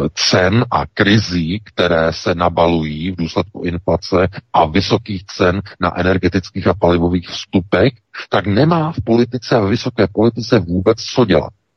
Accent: Czechia

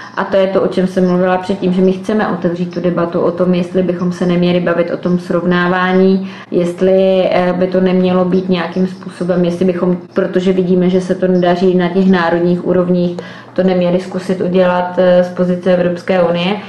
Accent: Czech-Polish-Slovak border area, Moravian-Silesian Region, Czechia; já jsem z Českou, Polsku, slovenskému pomezí v podstatě já žiju v Moravskoslezském kraji na hranici

